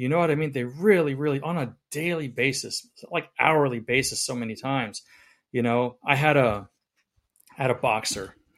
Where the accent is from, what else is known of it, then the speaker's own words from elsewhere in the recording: the South, United States; I'm from the South